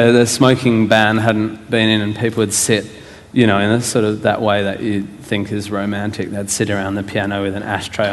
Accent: Perth, Western Australia, Australia; moved away as an adult; also born or lived in Melbourne, Australia / Fremantle, Australia; growing up in Perth and then living in Melbourne

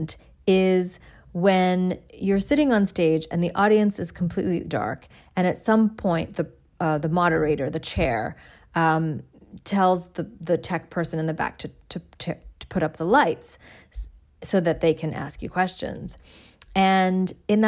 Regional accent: Dhaka, Dhaka Division, Bangladesh; my hometown of Dhaka, Bangladesh

